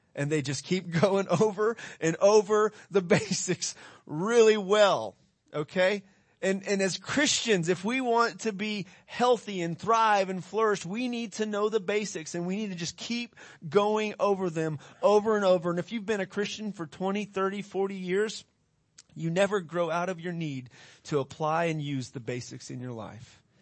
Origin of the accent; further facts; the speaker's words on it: United States; we're from America